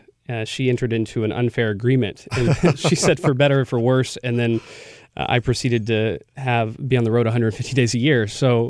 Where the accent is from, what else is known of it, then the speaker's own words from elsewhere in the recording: a suburb of Dallas, Texas, United States; moved away; I grew up in a suburb of Dallas. I was sure I was never going to go back